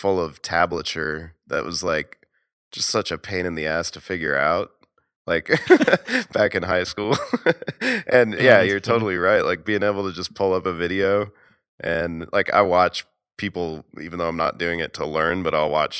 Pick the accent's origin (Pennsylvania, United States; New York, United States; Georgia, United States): Georgia, United States; Atlanta; Yeah, I always remember … because I'm from Atlanta, baby.